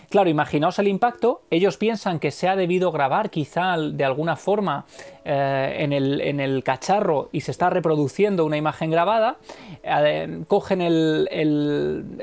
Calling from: Mollina, Andalusia, Spain; de Mollina.

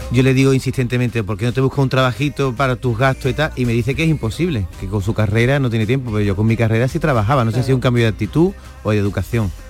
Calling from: Cádiz, Andalusia, Spain; de Cádiz.

